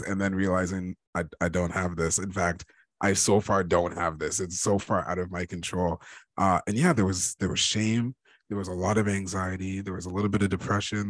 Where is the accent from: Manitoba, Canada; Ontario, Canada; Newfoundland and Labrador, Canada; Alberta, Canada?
Ontario, Canada; I'm Canadian. I was born and raised in uh, in Ontario, uh, Ontario, Canada.